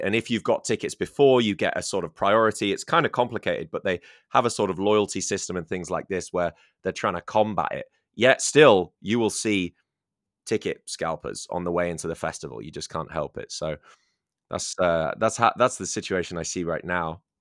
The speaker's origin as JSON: {"language": "English", "town": "Scarborough", "region": "Yorkshire and the Humber", "country": "United Kingdom", "tie": "born or raised there", "said": "my hometown. Um, my, yeah, yeah, Scarborough"}